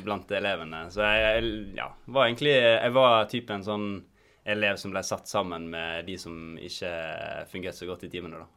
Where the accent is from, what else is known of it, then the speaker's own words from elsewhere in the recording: Volda, Møre og Romsdal, Norway; moved away as an adult; now in Bergen, Norway; jeg kommer fra Volda på Sunnmøre